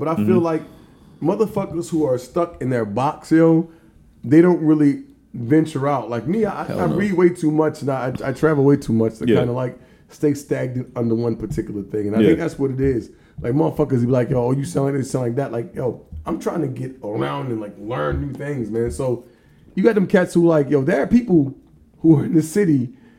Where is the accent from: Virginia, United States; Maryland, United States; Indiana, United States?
Maryland, United States; Baltimore; accent: mixed, West Indies and Baltimore; Like, you might hear like some West Indies shit. You might have some Baltimore shit. You might hear like something else. I don't know. You know what I mean? So, in my mind, I don't think I sound like I'm from Baltimore